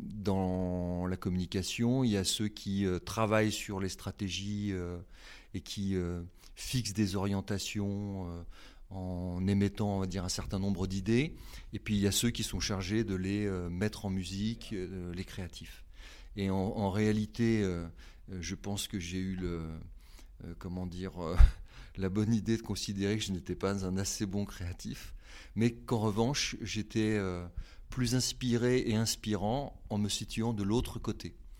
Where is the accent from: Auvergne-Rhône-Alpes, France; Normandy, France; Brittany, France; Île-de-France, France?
Auvergne-Rhône-Alpes, France; Haute-Savoie; moved away as an adult; now in Nantes, France; je viens de Haute-Savoie, euh, j'ai euh, migré à Nantes en raison de mes études.